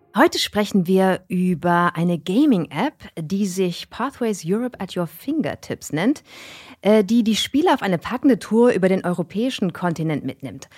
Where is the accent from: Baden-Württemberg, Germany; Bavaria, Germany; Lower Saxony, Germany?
Baden-Württemberg, Germany; Karlsruhe; eure Host und halbe Iren, geboren und aufgewachsen in Karlsruhe